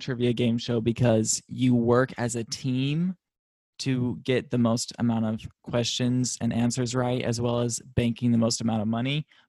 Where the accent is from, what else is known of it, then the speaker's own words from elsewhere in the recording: United States; now in Los Angeles, United States; they think that I am not an English-speaking American living in Los Angeles.